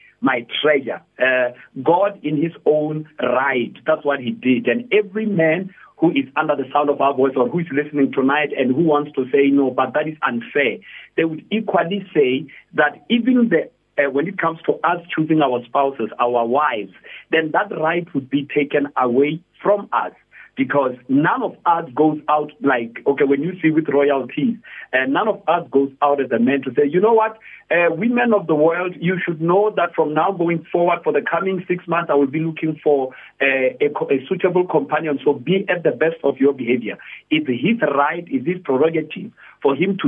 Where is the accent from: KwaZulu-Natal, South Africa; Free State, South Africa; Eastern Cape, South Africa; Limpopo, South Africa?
Limpopo, South Africa; Polokwane; now in Pretoria, South Africa; I'm originally from Polokwane, Limpopo, but right now I am full-time in Pretoria